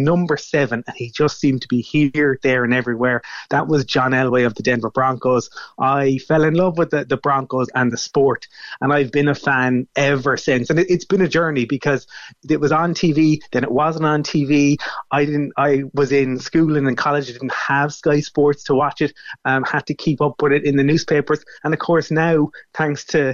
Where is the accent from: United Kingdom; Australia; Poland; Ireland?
Ireland; Fermoy, Munster; when I was growing up in Fermoy